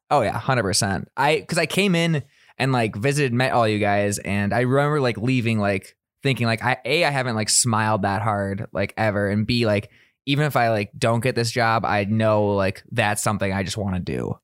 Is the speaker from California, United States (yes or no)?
no; Sioux Falls, South Dakota, United States; moved away as an adult; also born or lived in Minneapolis, Minnesota; I grew up in Sioux Falls, South Dakota